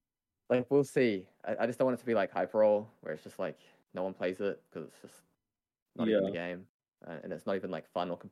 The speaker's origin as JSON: {"language": "English", "country": "New Zealand", "said": "I'm from New Zealand."}